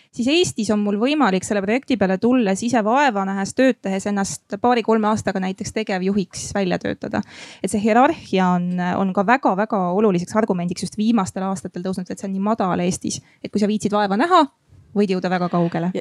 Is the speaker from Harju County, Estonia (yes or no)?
no; Järva County, Estonia; mina olen ise Järvamaalt pärit